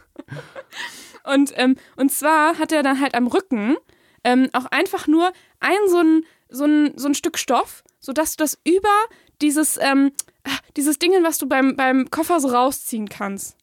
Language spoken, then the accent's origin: German; Germany; als typischer Deutscher